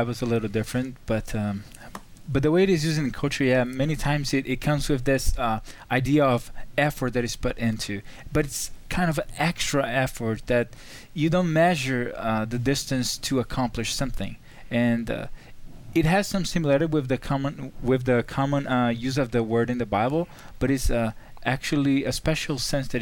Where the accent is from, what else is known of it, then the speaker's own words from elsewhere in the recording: Brazil; I'm from Brazil